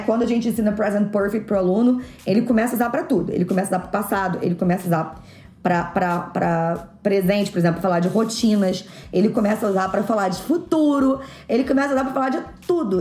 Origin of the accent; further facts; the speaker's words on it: Rio de Janeiro, Brazil; eu que sou do Rio